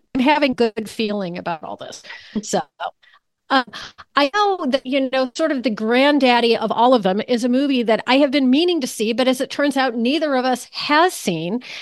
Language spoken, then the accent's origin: English; New Canaan, Connecticut, United States; New Canaan, which is my hometown